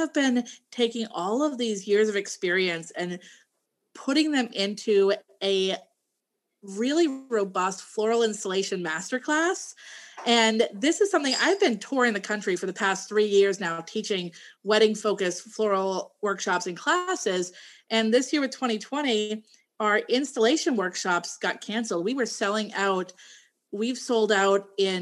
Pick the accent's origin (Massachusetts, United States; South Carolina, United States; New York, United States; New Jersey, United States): Massachusetts, United States; now in Maryland, United States; I'm originally from Massachusetts